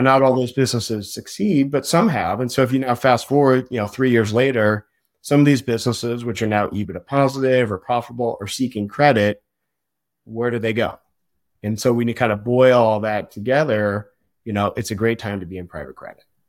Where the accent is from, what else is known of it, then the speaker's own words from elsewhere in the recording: outside of Seattle, Washington, United States; now in Portland, United States; I grew up outside of Seattle. I've been in Portland for a long time, so I consider myself really, you know, a Pacific Northwest guy.